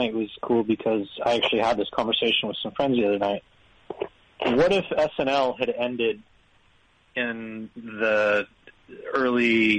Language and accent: English; Reno, Nevada, United States; now in Bay Area, United States; I don't actually live in Reno anymore, but I'm from Reno, so.